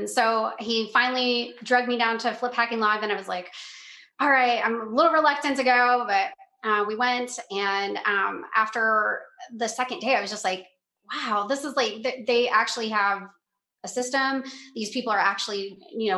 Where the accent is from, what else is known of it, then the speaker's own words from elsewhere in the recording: Denver, Colorado, United States; moved away as an adult; now in Cape Coral, United States; We are originally from Denver, Colorado